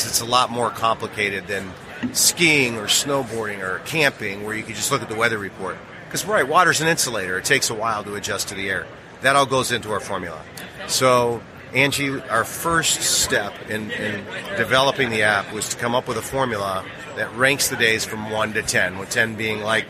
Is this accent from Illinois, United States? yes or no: yes; Chicago, Illinois, United States; I grew up in Chicago, around blues bars